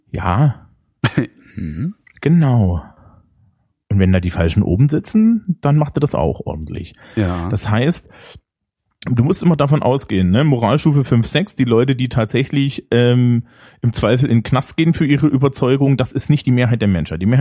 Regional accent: Germany; ich bin Deutscher und logistische Probleme löse ich ordentlich.

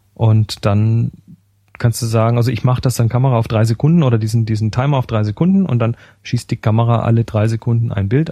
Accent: Germany; bei uns in Deutschland

